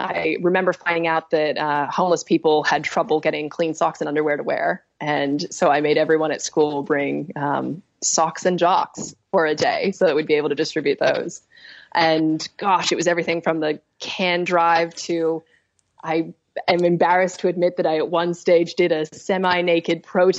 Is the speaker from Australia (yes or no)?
yes; Australia; growing up in Australia, the decisions we make every day affect the world that we live in.